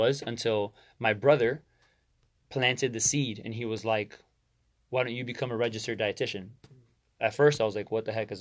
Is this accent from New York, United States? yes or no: no; Miami, Florida, United States; I was born and raised in Miami